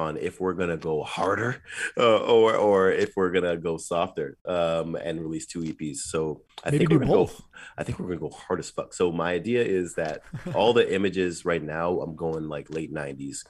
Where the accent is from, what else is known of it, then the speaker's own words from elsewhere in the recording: Toronto, Ontario, Canada; I'm from Toronto